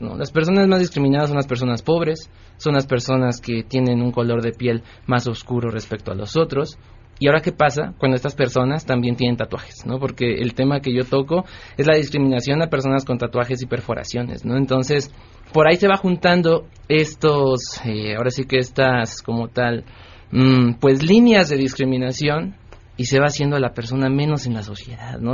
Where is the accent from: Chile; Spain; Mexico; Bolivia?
Mexico; Tlalnepantla, State of Mexico; Yo nací en Tlanepantla, Estado de México, y como tal pues no, estaba pegado a la ciudad